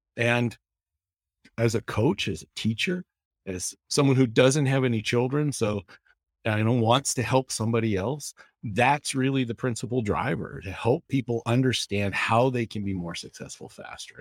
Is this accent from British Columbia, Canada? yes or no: yes; West Coast of Canada, British Columbia, Canada; now in Boone, United States; I grew up in the West Coast of Canada. I went to the University